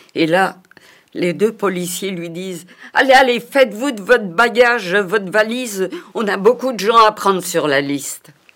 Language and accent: French; Paris, Île-de-France, France; je suis née à Paris en 1934